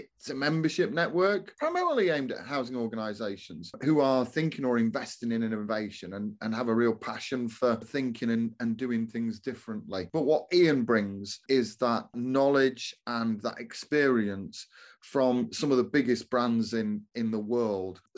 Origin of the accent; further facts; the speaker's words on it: Doncaster, Yorkshire and the Humber, United Kingdom; my hometown of Doncaster